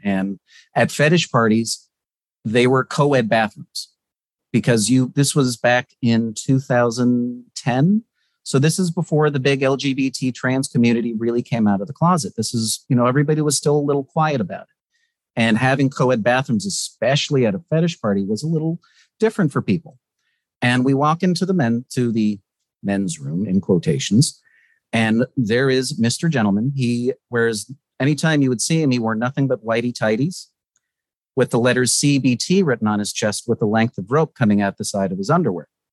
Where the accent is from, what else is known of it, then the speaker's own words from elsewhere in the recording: West Palm Beach, Florida, United States; also born or lived in Ocala, Florida; I grew up in Florida. Um, I was actually born near Ocala, which is the middle of fucking nowhere. Uh, you basically have more alligators than people. And I was raised in the West Palm Beach area.